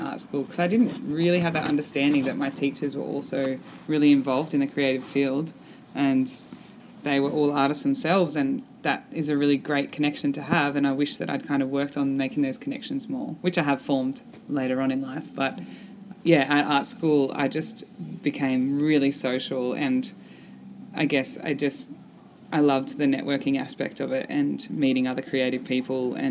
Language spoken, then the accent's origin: English; Coffs Harbour, New South Wales, Australia; now in Newcastle, Australia; I grew up in Coffs Harbour, which is about 4 hours north of Newcastle, and I moved to Newcastle after high school to do uni